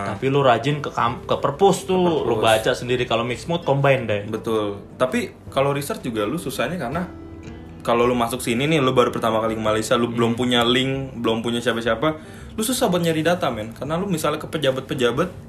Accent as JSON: {"language": "Indonesian", "country": "Indonesia", "said": "tapi kan kita orang Indo ya"}